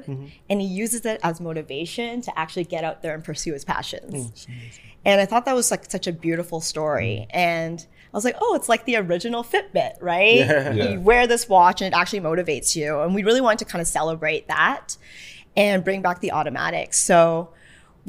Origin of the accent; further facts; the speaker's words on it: Toronto, Ontario, Canada; Canadian. I'm from Toronto